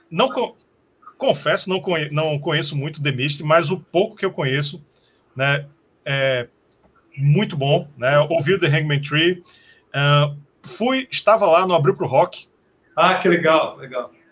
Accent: Recife, Pernambuco, Brazil; Sim, de Recife, somos de Recife.

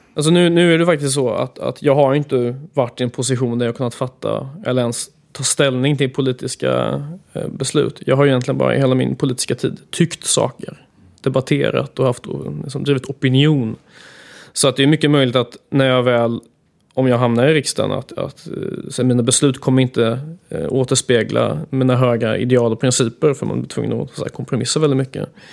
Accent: Gothenburg, Västra Götaland, Sweden; Jag älskar Göteborg. Det är min hemstad och här är jag uppvuxen

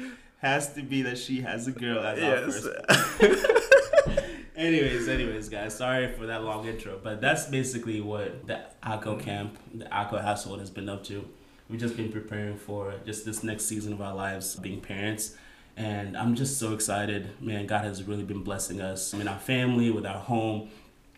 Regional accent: Kenya; moved away; we're going to go to my home country, my hometown

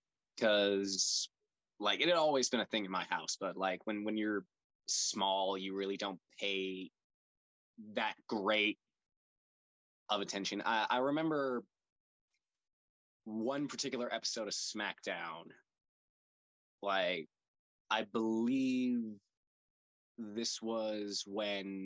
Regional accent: Conyers, Georgia, United States; I'm a kid from Conyers, Georgia, grew up watching wrestling

